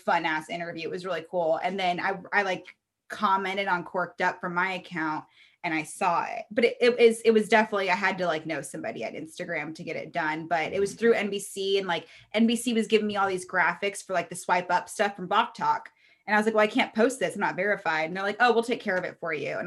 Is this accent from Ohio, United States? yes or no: no; Reno, Nevada, United States; I'm from Reno, it's a small town.